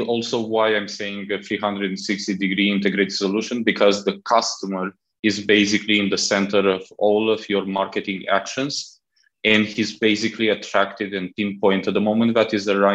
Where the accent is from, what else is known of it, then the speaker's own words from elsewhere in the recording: Romania; moved away as an adult; also born or lived in Southeast Asia; now in Malaysia; I'm originally from Romania